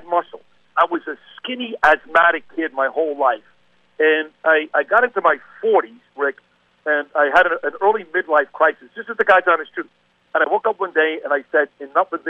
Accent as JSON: {"language": "English", "town": "New York City", "region": "New York", "country": "United States", "said": "I'm a New Yorker"}